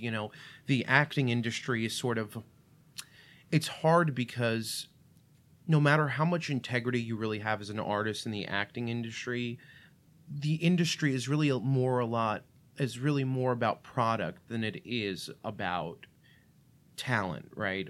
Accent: New York City, New York, United States; first language Russian; English is a second language; moved away as an adult; also born or lived in Russia / Illinois; now in Saint Charles, United States; I grew up in Brooklyn, which, if people aren't familiar, a lot of the pockets in Brooklyn are very Russian. So I didn't start speaking English till I was five years old

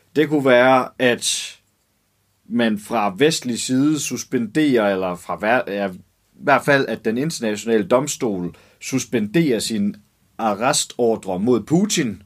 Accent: Germany; now in Denmark; en tysk kvinde, der er, jeg er vokset op i Tyskland

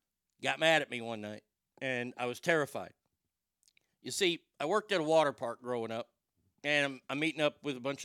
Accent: Garland, Texas, United States; I'm from Garland, and we didn't really have a lot of gay people at our school

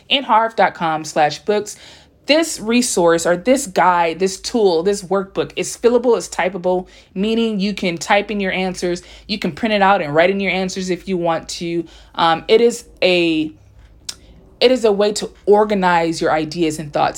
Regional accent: Compton, California, United States; first language English; also born or lived in South Korea; born in Los Angeles, California, by way of Compton

